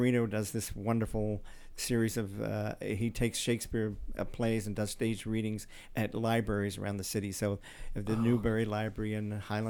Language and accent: English; Australia; But then I'm from Australia.